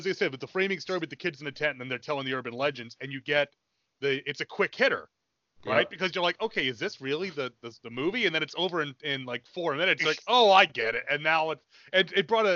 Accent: Northeast, United States; moved away; we're all from the Northeast originally.

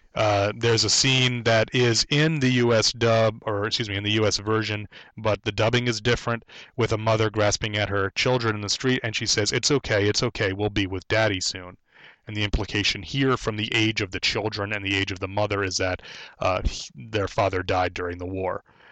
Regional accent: United States; as an American

